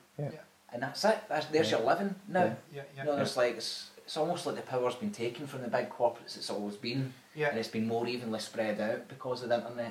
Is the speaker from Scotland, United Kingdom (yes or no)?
yes; Dumbarton, Scotland, United Kingdom; we're from Dumbarton